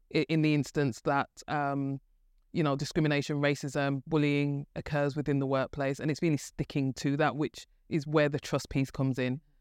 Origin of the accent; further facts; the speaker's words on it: Birmingham, West Midlands, United Kingdom; as you could probably tell from my, um, my, my wonderful accent, I'm from Birmingham. And, um, grew up, um, in Birmingham